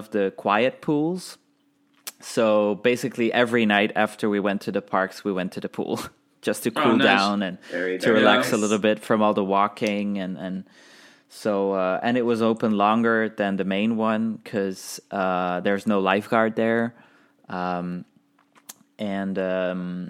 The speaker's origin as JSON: {"language": "English", "country": "Belgium", "said": "we're from Belgium"}